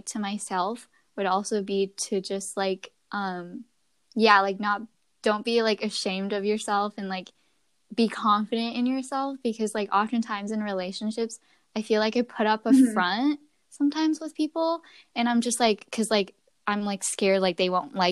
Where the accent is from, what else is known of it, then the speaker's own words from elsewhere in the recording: United States; I grew up in America.